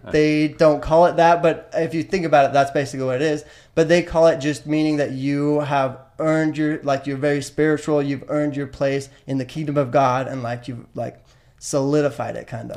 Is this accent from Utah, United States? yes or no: yes; West Valley City, Utah, United States; I grew up in West Valley City, right in right close to Salt Lake City in Utah